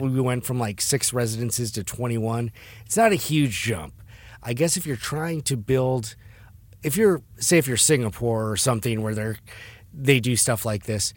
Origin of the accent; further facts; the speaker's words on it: Detroit, Michigan, United States; now in San Diego, United States; my hometown in Detroit